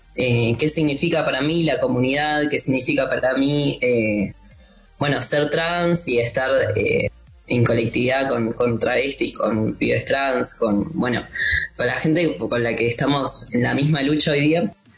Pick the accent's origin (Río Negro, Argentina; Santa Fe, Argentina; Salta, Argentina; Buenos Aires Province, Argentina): Buenos Aires Province, Argentina; Morón; Yo tuve que ir al municipio de Morón. Ahí vas y decís como, bueno, yo nací, me registraron acá